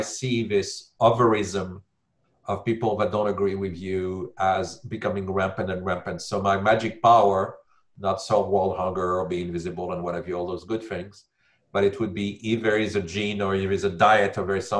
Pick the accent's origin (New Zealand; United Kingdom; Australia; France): France; Paris, Île-de-France; moved away; I'm from Paris.